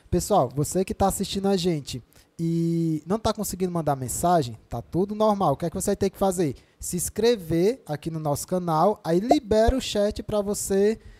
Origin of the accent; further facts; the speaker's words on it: Quixadá, Ceará, Brazil; sou de Quixadá.